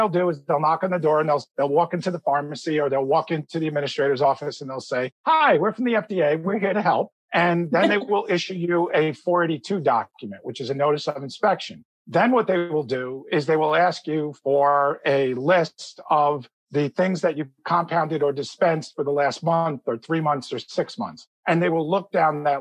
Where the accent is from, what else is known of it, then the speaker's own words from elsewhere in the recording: New Jersey, United States; my home state of New Jersey